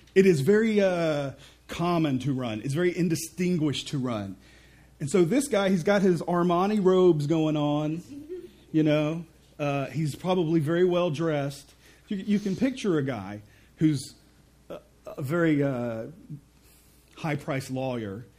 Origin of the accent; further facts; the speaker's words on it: Mississippi, United States; I'm from Mississippi